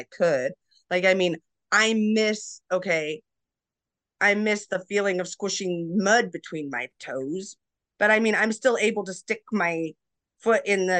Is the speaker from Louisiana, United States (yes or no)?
no; Alaska, United States; also born or lived in Colorado / Montana; we were really big hiking growing up in Alaska and Colorado and Montana and all these places that have, you know, hiking.